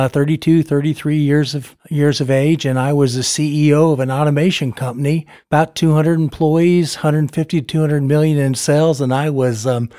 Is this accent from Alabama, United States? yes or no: no; Florida, United States; also born or lived in Ethiopia / Taiwan; I tell people I think I'm from Florida, but there was 3 or 4 stints overseas. But I remember Ethiopia, and I remember Taiwan.